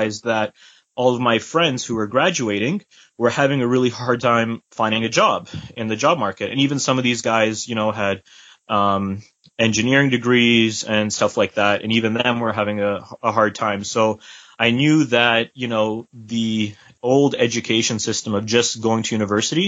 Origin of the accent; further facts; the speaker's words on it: Croatia; I'm from Croatia, actually, from the Slavic part.